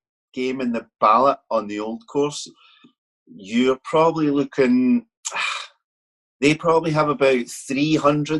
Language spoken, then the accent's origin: English; Glasgow, Scotland, United Kingdom; I'm from Glasgow, which is obviously west coast of the country